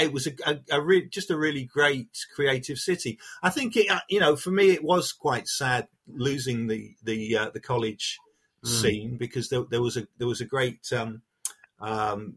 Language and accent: English; Harpenden, East of England, United Kingdom; also born or lived in Hackney, London; now in St Albans, United Kingdom; I was born in Hackney, raised in Harpenden.